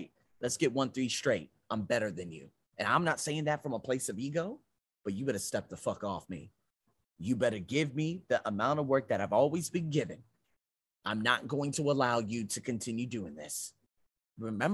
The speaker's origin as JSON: {"language": "English", "country": "United States", "said": "I'm American."}